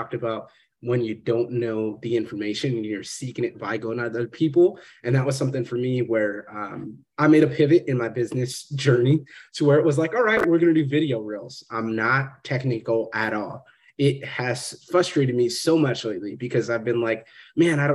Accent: Fresno, California, United States; moved away; growing up in Fresno

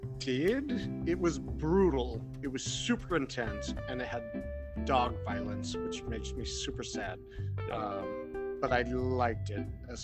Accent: United States; me being born an American here my entire life

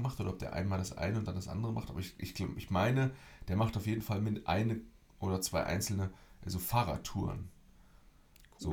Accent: Germany; moved away; bei uns in Deutschland

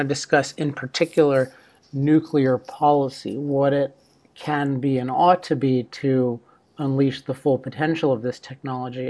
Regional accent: Maryland, United States; now in Laguna Beach, United States; my home state of Maryland, my old home state of Maryland

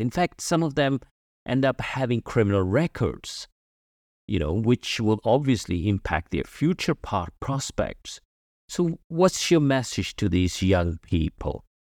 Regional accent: United Kingdom; moved away as an adult; now in Germany; I am British. I've lived in the U K for many years, and now I live in Germany.

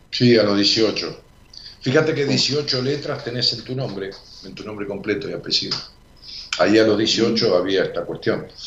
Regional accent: Alta Gracia, Córdoba, Argentina; De Alto Gracias, Córdoba.

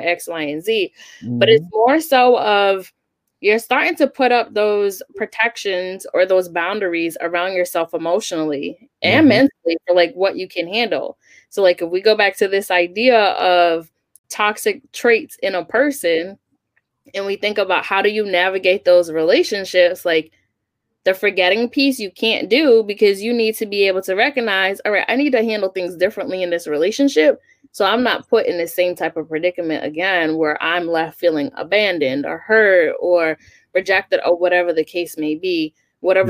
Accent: New York, United States; moved away as an adult; also born or lived in Huntsville, Alabama; now in New England, United States; growing up in New York

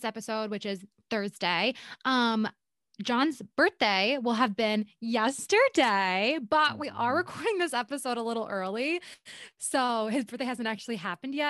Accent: Puerto Rico; I'm also Puerto Rican

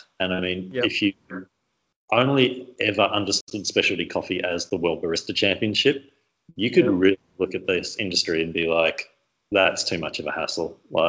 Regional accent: Melbourne, Victoria, Australia; Right from Melbourne, so.

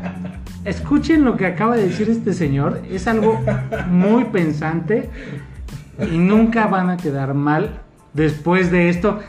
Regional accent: Mexico; nuestra forma de ser como mexicanos

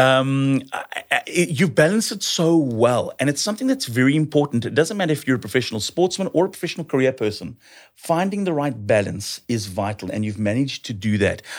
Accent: South Africa; as a South African

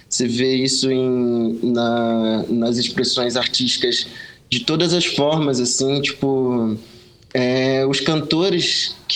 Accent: Pernambuco, Brazil; a gente é pernambucano, tá ligado? O sotaque engana, mas a gente é pernambucano.

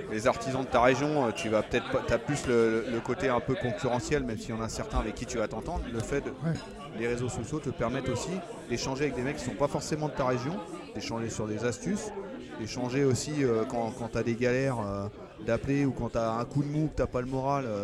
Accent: Brittany, France; now in Grenoble, France; Non, je suis breton. Je ne suis pas français, je suis breton

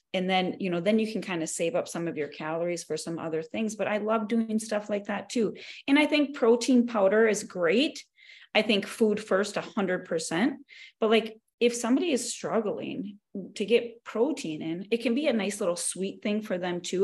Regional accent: North Dakota, United States; moved away as an adult; now in Arizona, United States; I am born and raised in North Dakota, but currently my husband and I just we moved to Arizona.

